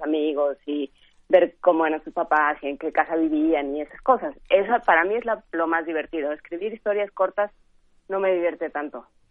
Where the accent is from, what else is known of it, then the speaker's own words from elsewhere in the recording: Mexico City, Mexico; crecí, nací, crecí en Ciudad Universitaria